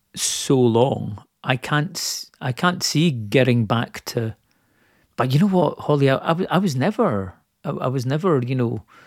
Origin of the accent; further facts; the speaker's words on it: Scotland, United Kingdom; I'm Scottish